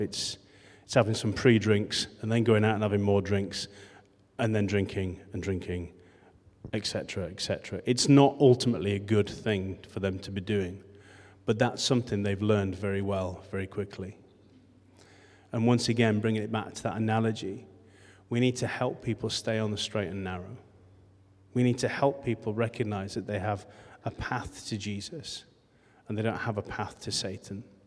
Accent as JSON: {"language": "English", "town": "Rothwell", "region": "Yorkshire and the Humber", "country": "United Kingdom", "tie": "born or raised there", "also_born_or_lived": "Morley / West Ardsley / Beeston / Adel", "lives_now": "Leeds, United Kingdom", "said": "I come from Rothwell. That's my, that's my birthplace."}